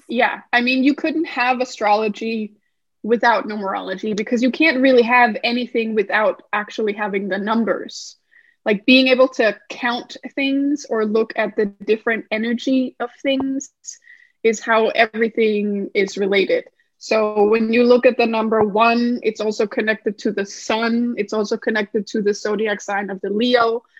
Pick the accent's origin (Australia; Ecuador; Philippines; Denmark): Denmark; moved away as an adult; also born or lived in United States; I'm originally from Denmark, which is in Scandinavia